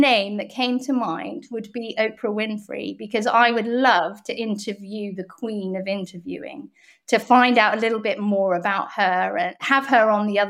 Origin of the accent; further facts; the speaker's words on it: Hong Kong; And growing up in Hong Kong in the 70s was very interesting. It was still a colony of the United Kingdom. It was very multicultural.